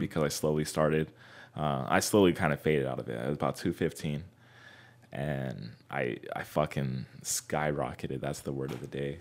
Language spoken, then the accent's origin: English; Fontana, California, United States; born or raised there; also born or lived in Anaheim, California